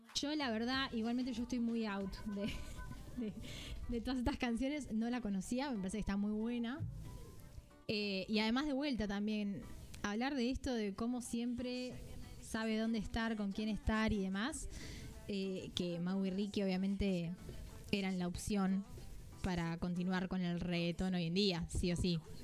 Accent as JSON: {"language": "Spanish", "country": "Argentina", "said": "siendo las dos argentinas"}